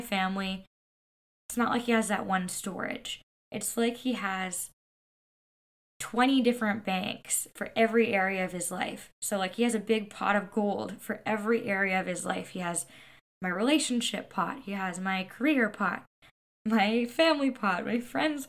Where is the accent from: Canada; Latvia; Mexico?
Canada; I'm Canadian